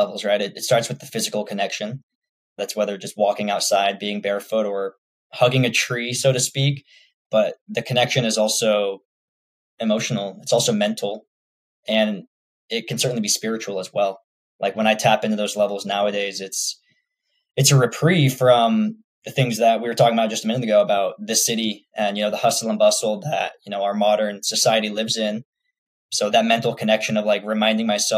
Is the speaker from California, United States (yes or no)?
yes; Santa Rosa, California, United States; moved away as an adult; also born or lived in Monterey Bay Area, California / Tempe, Arizona; I also spent a lot of time in the North Bay growing up in Santa Rosa